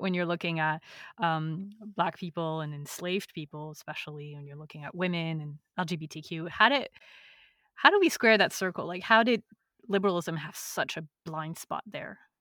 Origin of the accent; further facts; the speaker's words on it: France; now in United States; growing up in France